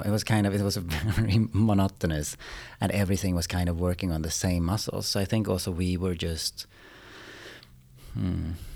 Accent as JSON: {"language": "English", "town": "Umeå", "region": "Västerbotten County", "country": "Sweden", "also_born_or_lived": "Austria / Spain", "moved": "yes", "lives_now": "Stockholm, Sweden", "said": "I'm from Umeå from the beginning"}